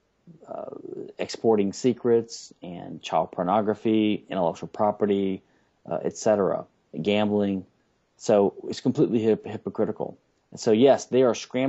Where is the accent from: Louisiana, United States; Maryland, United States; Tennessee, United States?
Louisiana, United States; Baton Rouge; now in Houston, United States; in my hometown of Baton Rouge, Louisiana, when I was a kid